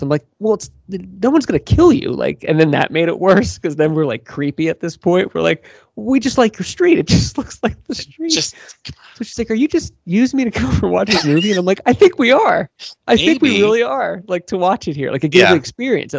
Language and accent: English; Doylestown, Pennsylvania, United States; Where I grew up in Doylestown, Pennsylvania